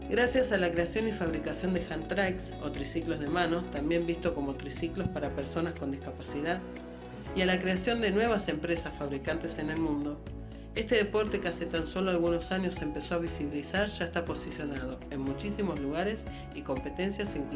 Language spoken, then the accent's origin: Spanish; Buenos Aires, Argentina; born there; Nací en Buenos Aires, Argentina, un 11 de noviembre de 1981